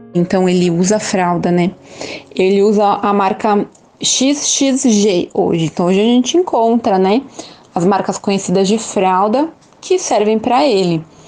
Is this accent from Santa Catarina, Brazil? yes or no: no; São Paulo, Brazil; now in Aracaju, Brazil; nasci em São Paulo, moro aqui em Aracaju